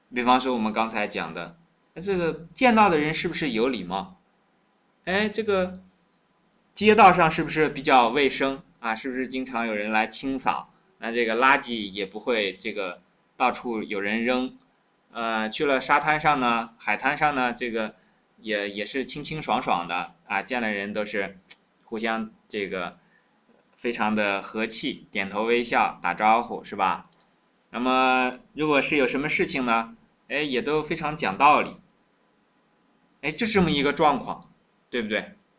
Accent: China

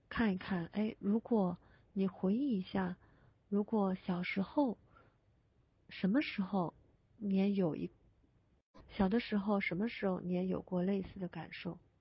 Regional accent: Guangdong, China; 我是广东人

